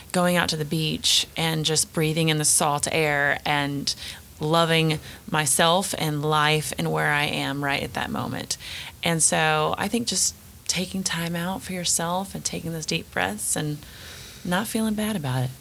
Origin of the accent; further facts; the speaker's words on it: the South, United States; accent: southern; my southern accent's about to come out